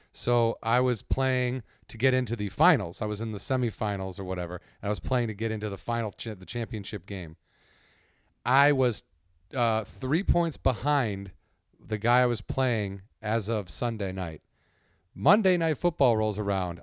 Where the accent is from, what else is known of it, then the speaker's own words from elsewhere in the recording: suburbs of Chicago, Illinois, United States; moved away; I'm from the suburb, I'm proud to be from the suburbs.